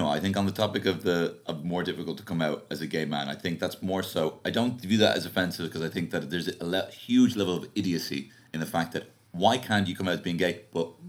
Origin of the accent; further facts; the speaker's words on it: Liverpool, North West England, United Kingdom; So I'm going to go with my home team, born and bred in Liverpool.